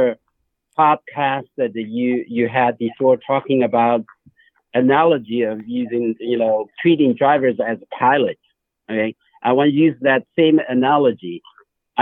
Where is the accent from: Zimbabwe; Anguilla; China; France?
China; moved away; I was born in China